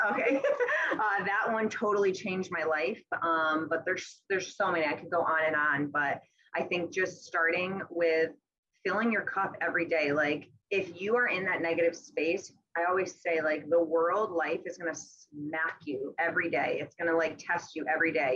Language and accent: English; Massachusetts, United States; moved away as an adult; now in Westerly, United States; I'm originally from Massachusetts, but I've been in Westerly, Rhode Island for the past seven years.